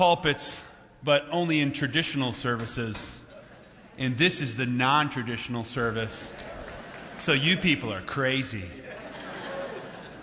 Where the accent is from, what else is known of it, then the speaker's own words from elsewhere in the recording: Minnesota, United States; I'm from Minnesota